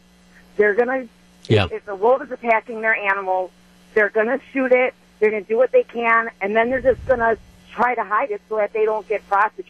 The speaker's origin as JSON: {"language": "English", "town": "Racine", "region": "Wisconsin", "country": "United States", "said": "I'm from Racine, but I have a horse in Caledonia, which is like the northwestern kind of part of Racine."}